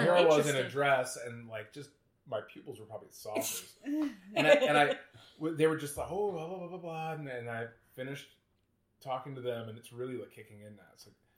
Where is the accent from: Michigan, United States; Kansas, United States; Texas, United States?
Kansas, United States; Kansas City; moved away as an adult; also born or lived in Lawrence, Kansas; now in Chicago, United States; I grew up in Kansas. Kansas City, Kansas? Well, technically the suburbs of Kansas City, Kansas.